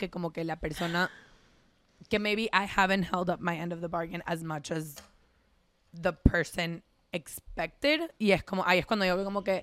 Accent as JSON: {"language": "Spanish", "country": "Venezuela", "moved": "yes", "said": "porque yo me mudé de Venezuela cuando tenía"}